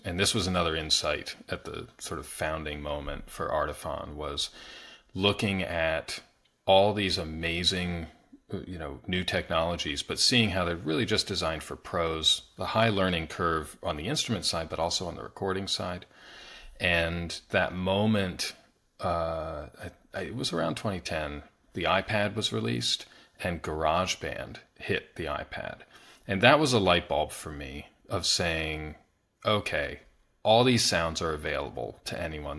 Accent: Pennsylvania, United States; I grew up in Pennsylvania

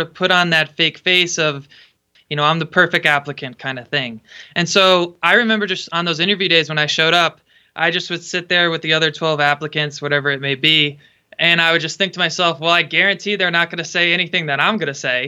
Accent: Connecticut, United States; moved away as an adult; now in Pacific Northwest, United States; I grew up in Connecticut. I grew up about an hour north of Sandy Hook.

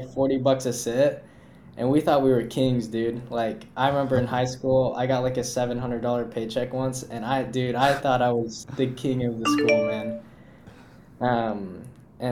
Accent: Arizona, United States; moved away as an adult; now in Virginia Beach, United States; I grew up in Arizona.

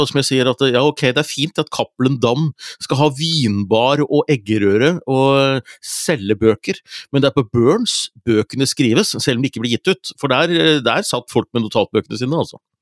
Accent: Hunndalen, Innlandet, Norway; moved away; Hunndalen, der jeg er fra. Hadde vært hos foreldrene mine

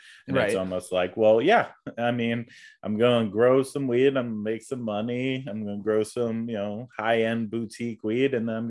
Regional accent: East Coast, United States; moved away as an adult; now in Eugene, United States; I'm from the East Coast. I didn't move here until 2009

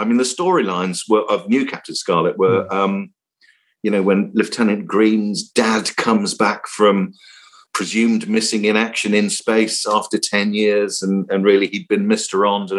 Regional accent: Cape Town, Western Cape, South Africa; also born or lived in Singapore / Malaysia; And I spent my youth growing up in Cape Town. So there's a big naval base in Simonstown. And we were in Singapore, we were in Malaysia and so on.

